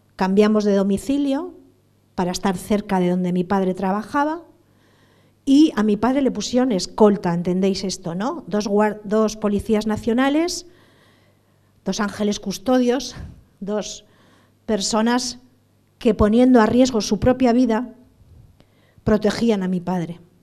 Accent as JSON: {"language": "Spanish", "town": "San Sebastián", "region": "Basque Country", "country": "Spain", "also_born_or_lived": "Bilbao", "said": "yo soy de San Sebastián"}